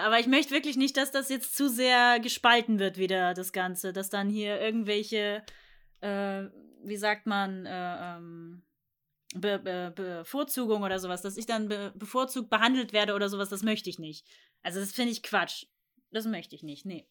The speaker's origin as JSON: {"language": "German", "region": "Thuringia", "country": "Germany", "tie": "born or raised there", "moved": "as an adult", "said": "ich komme aus Thüringen und deswegen war ich da sonst äh, kindermäßig immer im Belantis"}